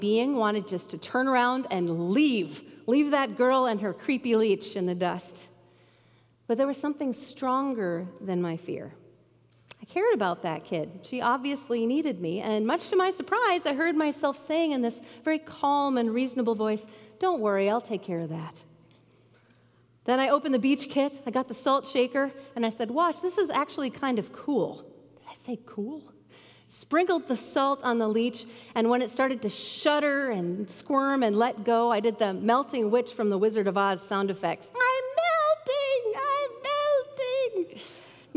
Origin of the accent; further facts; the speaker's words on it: Bemidji, Minnesota, United States; Growing up in Bemidji, I loved being in the water